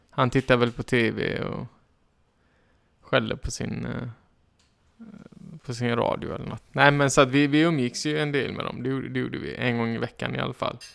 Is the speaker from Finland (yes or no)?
no; Iran; jag är iranier.